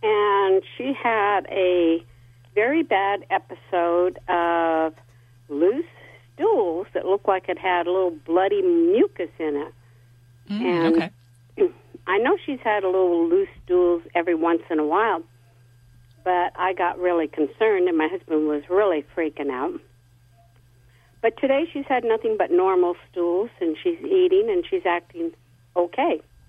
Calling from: San Luis Obispo, California, United States; San Luis Obispo.

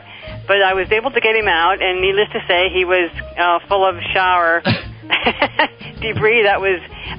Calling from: Pennsylvania, United States; I'm from Shermerkishel, Pennsylvania.

